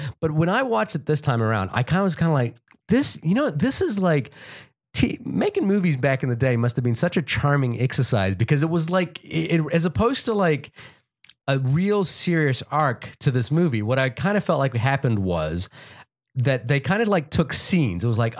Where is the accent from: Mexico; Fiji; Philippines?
Fiji; I know the movie that got a lot of rotation when I was growing up in Fiji was Michael Jackson's Moonwalker.